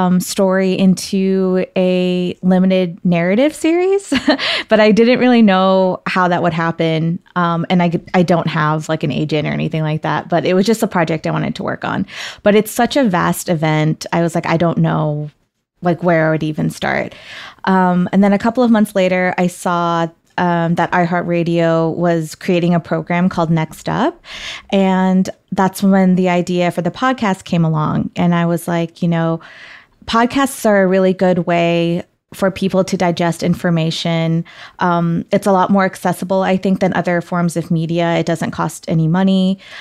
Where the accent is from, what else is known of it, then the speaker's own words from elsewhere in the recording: Karachi, Sindh, Pakistan; born there; I myself didn't really know the specifics of it until I first went back to Pakistan, where I was born in Karachi.